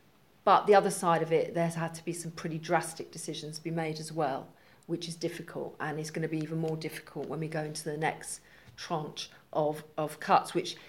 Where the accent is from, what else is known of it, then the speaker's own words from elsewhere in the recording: England, United Kingdom; Actually, I'm a patriot. I'm very proud of being English.